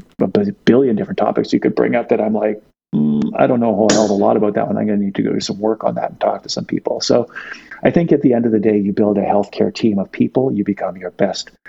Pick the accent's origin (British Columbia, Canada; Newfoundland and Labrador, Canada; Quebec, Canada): British Columbia, Canada; Victoria; I grew up in Victoria on Vancouver Island